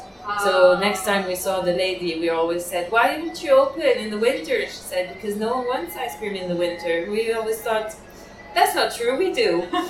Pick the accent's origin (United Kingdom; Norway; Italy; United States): Italy; Piedmont; English is a second language; So, Liguria is near the sea, and I'm from the Piemonte